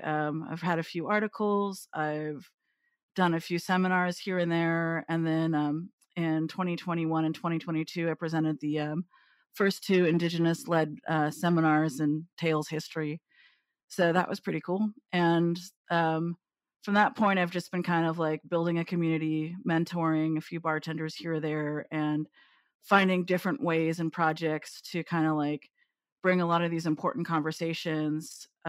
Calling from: London, United Kingdom; Beautiful, not sunny London.

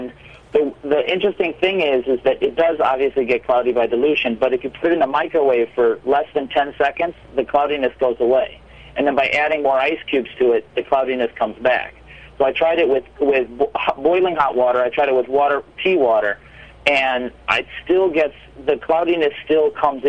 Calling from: Chicago, Illinois, United States; also born or lived in New York; I'm actually calling from Chicago.

